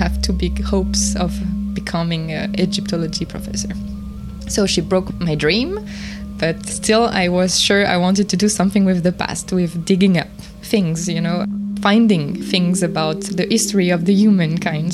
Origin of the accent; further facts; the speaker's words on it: near Paris, Île-de-France, France; I was raised near Paris